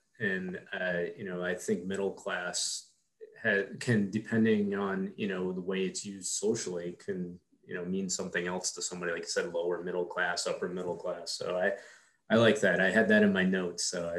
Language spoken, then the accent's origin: English; Queens, New York, United States; we were trying to classify what it was like growing up in Queens and being, you know, a child of two immigrant parents.